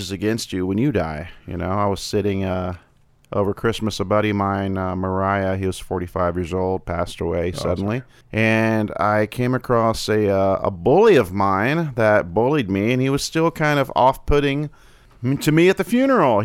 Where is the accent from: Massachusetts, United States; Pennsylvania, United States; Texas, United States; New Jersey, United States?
Texas, United States; Deer Park; also born or lived in Pasadena, Texas / Friendswood, Texas / Manvel, Texas; I was born in Texas, grew up in Deer Park, Pasadena, went to high school in Friendswood, Texas.